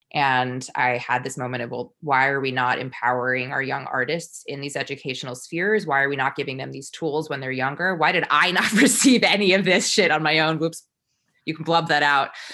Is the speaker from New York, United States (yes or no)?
yes; New York, United States; I am a New Yorker through and through.